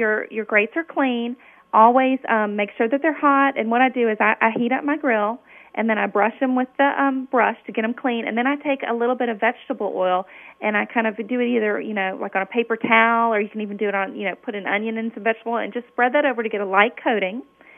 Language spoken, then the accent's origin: English; Memphis, Tennessee, United States; I grew up in Memphis, Tennessee, which is the land of barbecue